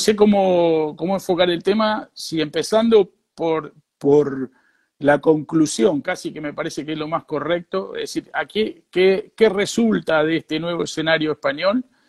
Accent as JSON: {"language": "Spanish", "town": "Rosario", "region": "Santa Fe", "country": "Argentina", "tie": "born or raised there", "also_born_or_lived": "Madrid, Spain", "moved": "as an adult", "lives_now": "Valencia, Spain", "said": "yo nací en Rosario y toda mi vida, eh, desde los 21 años, estuve en Madrid."}